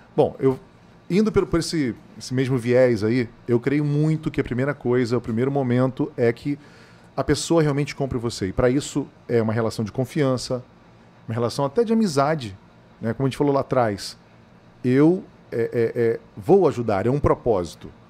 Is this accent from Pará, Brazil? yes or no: no; Niterói, Rio de Janeiro, Brazil; now in Cuiabá, Brazil; lá na minha infância, lá em Niterói, no Rio de Janeiro